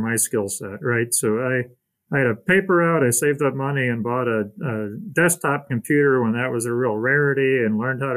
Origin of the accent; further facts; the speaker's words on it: Elkhart, Indiana, United States; I grew up mostly in Elkhart, Indiana.